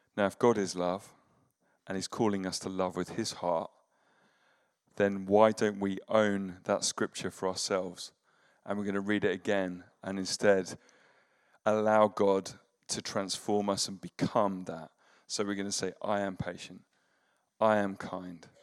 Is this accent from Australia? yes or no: no; United Kingdom; as British people